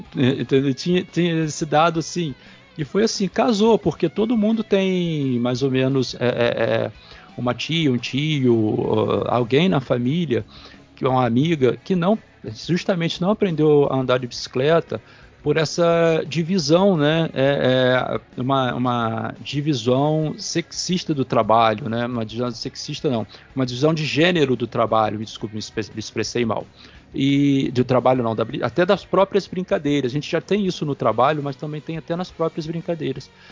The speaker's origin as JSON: {"language": "Portuguese", "town": "Campos dos Goytacazes", "region": "Rio de Janeiro", "country": "Brazil", "said": "eu sou de Campos"}